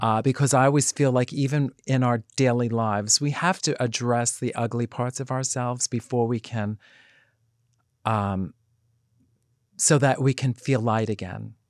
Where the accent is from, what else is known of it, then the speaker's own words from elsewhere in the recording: New York City, New York, United States; accent: Bronx; growing up in the Bronx